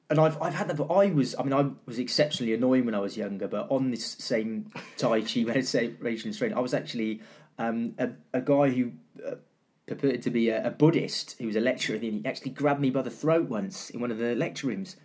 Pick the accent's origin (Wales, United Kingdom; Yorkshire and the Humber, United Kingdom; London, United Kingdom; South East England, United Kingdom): Wales, United Kingdom; Cardiff; I was getting away from Cardiff and I went down to Falmouth, down by the sea in Cornwall